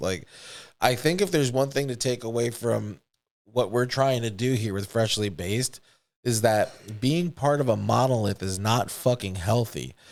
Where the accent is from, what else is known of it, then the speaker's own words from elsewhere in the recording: United States; I grew up in America with other kids